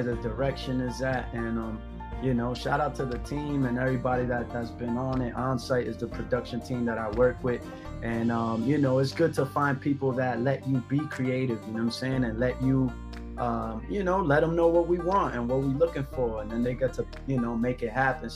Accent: United States; I'm Afro Latino, so I grew up in the States

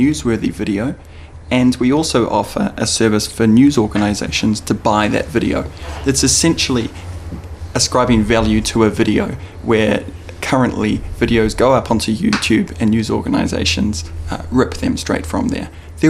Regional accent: London, United Kingdom; I'm fresh over from London. I'm here on holiday.

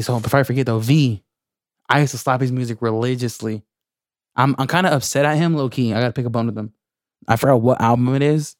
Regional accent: Lemoore, California, United States; I'm from Lemoore

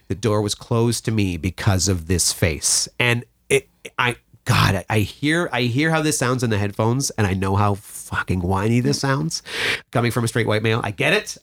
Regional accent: Mattawa, Ontario, Canada; I come back to Mattawa, my hometown

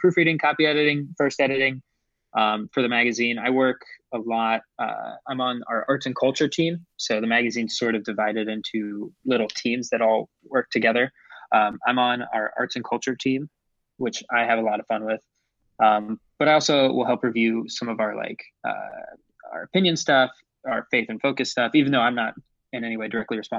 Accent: Ohio, United States; moved away as an adult; also born or lived in Chicago; I grew up in Ohio, but went to college at Loyola Chicago

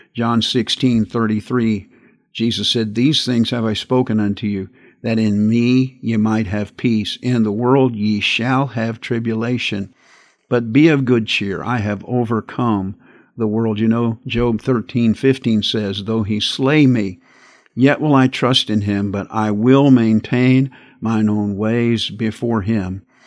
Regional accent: United States

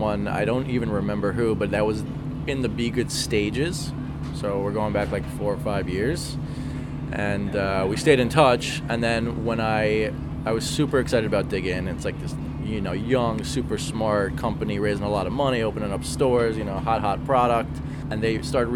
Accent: Teaneck, New Jersey, United States; also born or lived in Englewood, New Jersey; I grew up in Teaneck and Englewood, New Jersey, both a town over from each other

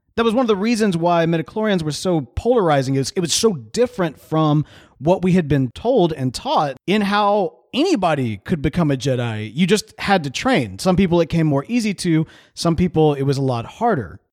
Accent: United States

